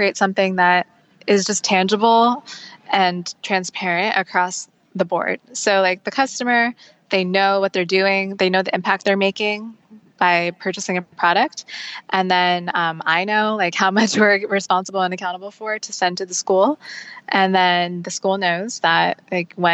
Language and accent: English; United States; we're American